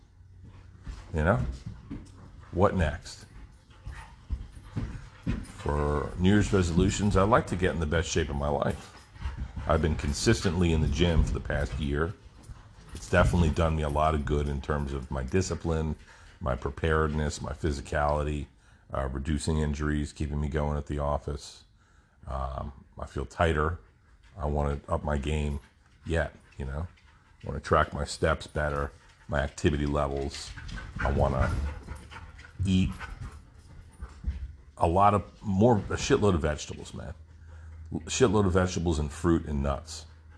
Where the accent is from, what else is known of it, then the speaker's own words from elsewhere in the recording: New Jersey, United States; moved away; growing up in Jersey